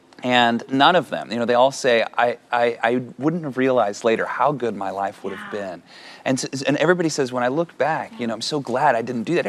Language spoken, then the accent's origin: English; California, United States; I'm from California.